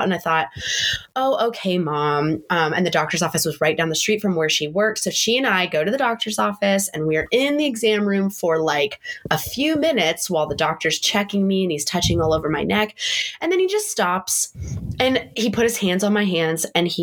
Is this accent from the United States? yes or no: yes; San Diego, California, United States; moved away as an adult; now in Montana, United States; we're from San Diego and, you know, it's normally 80 degrees into like Thanksgiving time